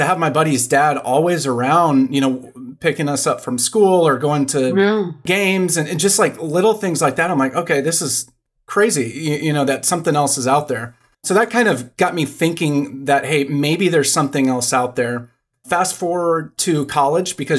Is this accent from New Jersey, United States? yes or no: no; Dallas, Texas, United States; I grew up in Dallas.